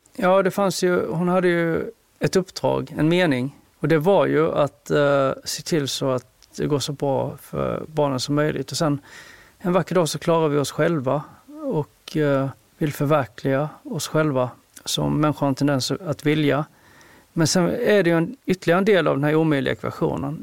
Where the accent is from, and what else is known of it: Sölvesborg, Blekinge, Sweden; born or raised there; moved away as an adult; also born or lived in South Korea; now in Stockholm, Sweden